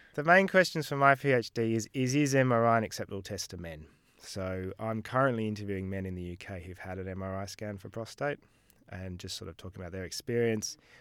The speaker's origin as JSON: {"language": "English", "town": "Melbourne", "region": "Victoria", "country": "Australia", "moved": "as an adult", "lives_now": "United Kingdom", "said": "I'm originally from Melbourne, did medical school here, worked as a junior doctor here"}